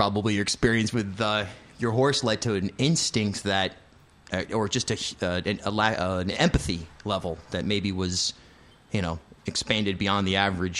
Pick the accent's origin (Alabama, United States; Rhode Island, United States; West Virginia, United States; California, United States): Rhode Island, United States; as a Rhode Islander